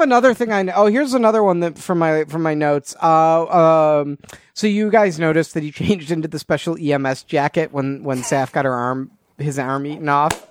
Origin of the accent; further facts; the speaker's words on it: outside of Chicago, Illinois, United States; growing up outside of Chicago